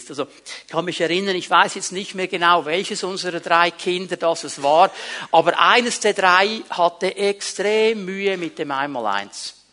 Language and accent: German; Switzerland; Und dann stehst du da so als Schweizer und denkst, also Jungs, wenn man das ein bisschen ordnen würde, zuerst die Leute raus und dann die anderen rein, dann würde das viel schneller funktionieren.